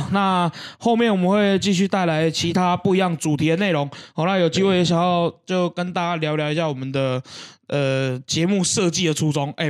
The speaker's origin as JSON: {"language": "Chinese", "region": "Keelung", "country": "Taiwan", "said": "好、啊，一般人讲关东煮，啊，我们基隆人讲菜头肉。"}